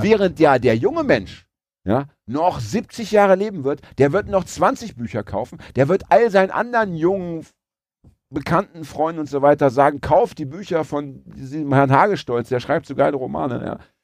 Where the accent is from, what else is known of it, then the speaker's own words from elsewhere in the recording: Braunschweig, Lower Saxony, Germany; ich komme aus Braunschweig